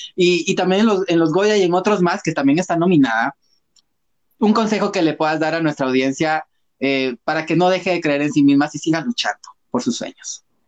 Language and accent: Spanish; Guatemala; como guatemaltecos